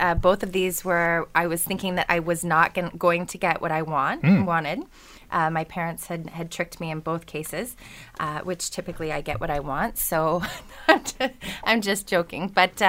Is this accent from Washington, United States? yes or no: yes; Seattle, Washington, United States; now in Hamilton, Canada; and I was a kid growing up in Seattle